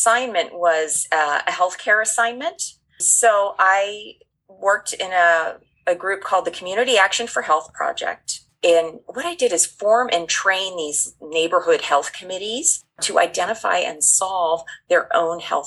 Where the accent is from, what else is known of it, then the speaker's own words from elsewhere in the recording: United States; being an American